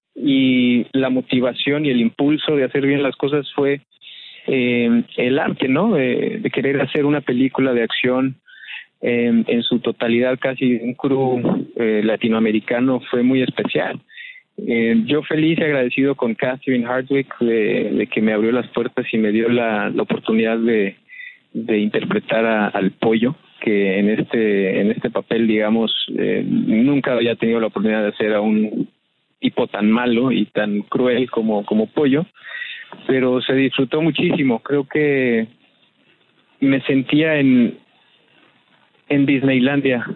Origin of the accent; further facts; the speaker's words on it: Morelia, Michoacán, Mexico; yo soy de Morelia